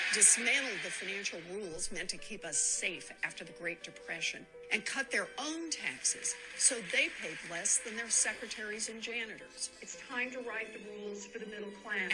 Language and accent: English; Oklahoma, United States; Growing up in Oklahoma